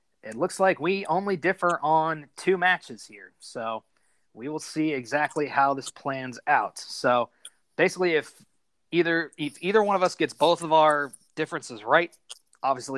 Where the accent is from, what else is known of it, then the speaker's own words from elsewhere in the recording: United States; as an American